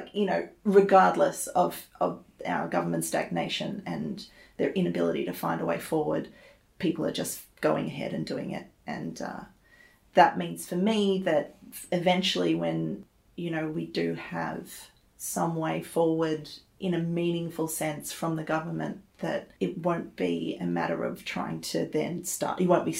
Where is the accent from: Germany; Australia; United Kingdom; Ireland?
Australia; Sydney, New South Wales; I'm originally from Sydney.